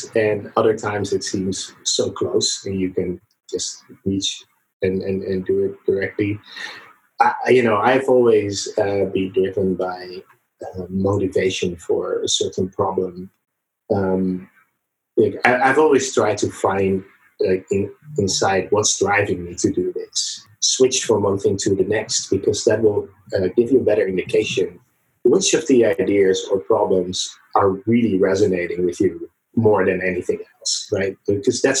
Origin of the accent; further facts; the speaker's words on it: Netherlands; moved away as an adult; also born or lived in San Francisco Bay Area, United States; now in San Francisco, United States; I was born in the Netherlands in Europe, and I came to the Bay Area, San Francisco, about 6 years ago